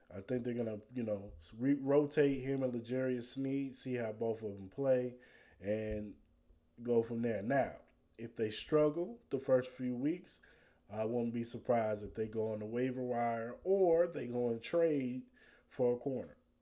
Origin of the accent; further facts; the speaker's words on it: Las Vegas, Nevada, United States; also born or lived in Kansas City, Missouri; I'm from Kansas City, Missouri, raised in Las Vegas, Nevada.